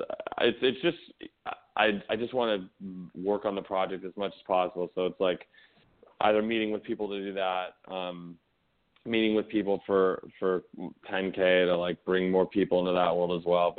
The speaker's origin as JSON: {"language": "English", "town": "Los Angeles", "region": "California", "country": "United States", "tie": "born or raised there", "said": "I grew up in the Valley. I'm a Valley boy, 818 SFV"}